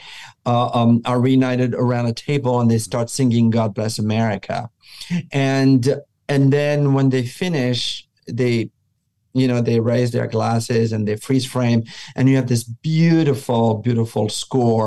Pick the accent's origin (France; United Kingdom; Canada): France; moved away; I grew up in France